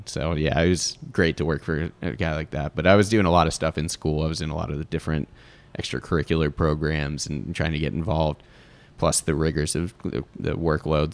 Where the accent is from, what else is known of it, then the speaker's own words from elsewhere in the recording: Sandy Springs, Georgia, United States; also born or lived in Pittsburgh; technically Sandy Springs, but kinda off Roswell Road, closer to Buckhead.